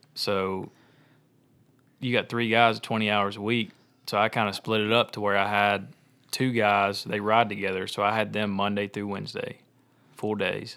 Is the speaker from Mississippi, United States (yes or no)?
yes; Olive Branch, Mississippi, United States; I grew up in Olive Branch